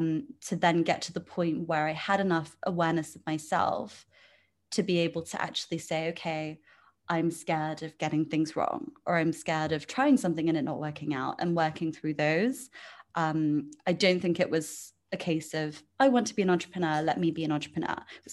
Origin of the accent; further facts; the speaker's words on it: England, United Kingdom; also born or lived in India / France / Luxembourg / Spain; So I was born in England. When I was six, I moved to India. Then when I was 10, I moved to France. Then I came back to England when I was 14. Then I moved cities to go to university.